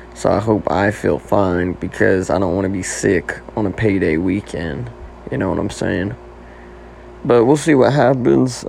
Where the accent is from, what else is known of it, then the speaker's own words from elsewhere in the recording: Oklahoma, United States; moved away as an adult; now in Nashville, United States; I'm originally from Oklahoma